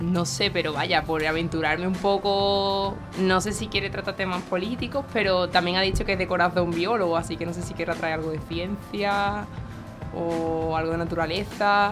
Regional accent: Seville, Andalusia, Spain; also born or lived in Granada; me crié en Sevilla

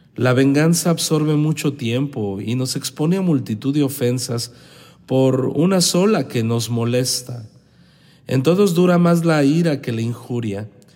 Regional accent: Los Mochis, Sinaloa, Mexico; en la ciudad pequeñita de donde yo vengo, que es Los Mochis, Sinaloa

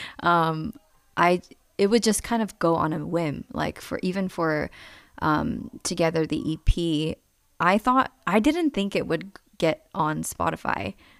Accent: New York City, New York, United States; moved away as an adult; also born or lived in Kansas City; I was born and raised in New York, Queens. Um, started off in Flushing and then moved up to Bayside

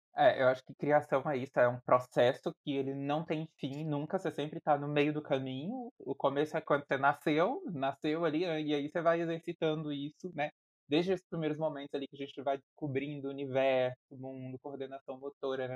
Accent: Brasília, Federal District, Brazil; also born or lived in Piauí; sou piauiense, mas com alma totalmente brasiliense, porque eu vim do Piauí para Brasília com três ou quatro anos de idade, nunca mais voltei ao Piauí

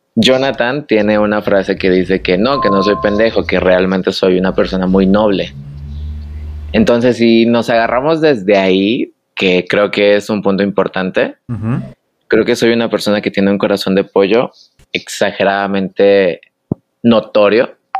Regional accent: Michoacán, Mexico; moved away as an adult; now in Guadalajara, Mexico; soy del estado de Michoacán.

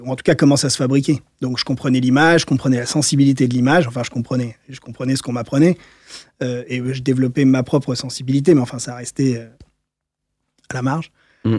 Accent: Paris, Île-de-France, France; J'ai grandi à Paris, je suis né à Paris.

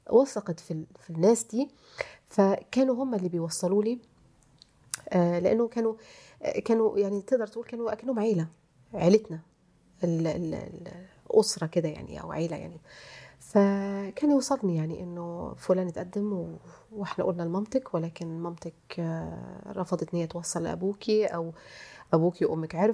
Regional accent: Egypt; الكلمه دي عندنا في مصر

